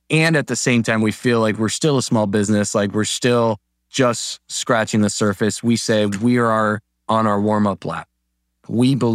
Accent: Colombia; now in Michigan, United States; I immigrated from Colombia to a small town in Michigan

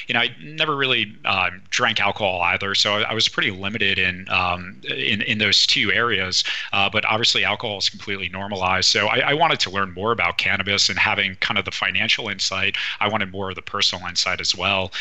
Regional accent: East Coast, United States; moved away; I'm originally from the East Coast, where cannabis really isn't that big of a trend

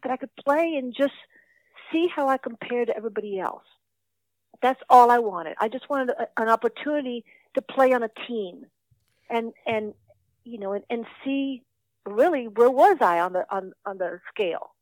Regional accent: Santo Domingo, Dominican Republic; moved away as an adult; now in United States; Santo Domingo, which is where I grew up

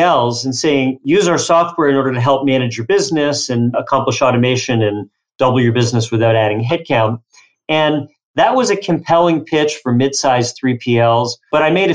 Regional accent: Philadelphia, Pennsylvania, United States; I grew up in Philadelphia

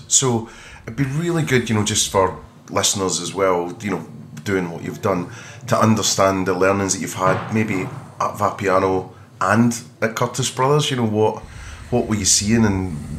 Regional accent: Scotland, United Kingdom; my hometown in Scotland

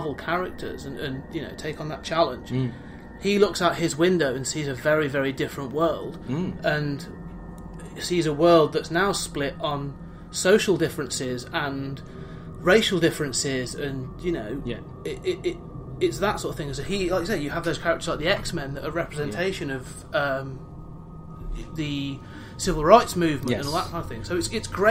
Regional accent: Coventry, West Midlands, United Kingdom; I hail from Coventry, mm-hmm. in England

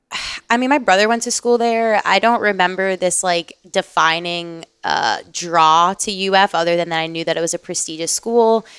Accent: Pembroke Pines, Florida, United States; I grew up in South Florida, born and raised in the nine five four, so Fort Lauderdale, uh, area, Pembroke Pines specifically

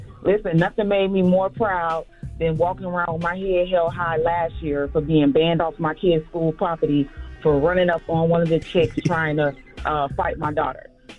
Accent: Miami, Florida, United States; I'm from Miami.

